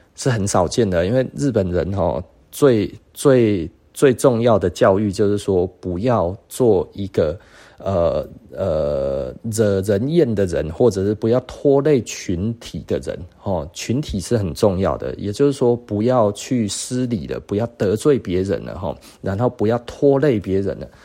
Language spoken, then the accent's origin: Chinese; Taiwan; 我们台湾人